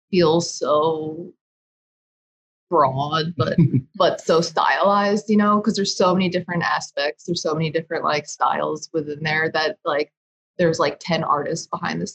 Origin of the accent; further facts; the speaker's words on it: Philadelphia, Pennsylvania, United States; moved away as an adult; also born or lived in New York; I'm from Philly